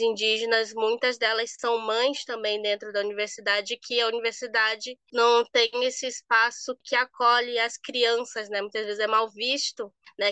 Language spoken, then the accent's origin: Portuguese; Manaus, Amazonas, Brazil; moved away; sou natural de Manaus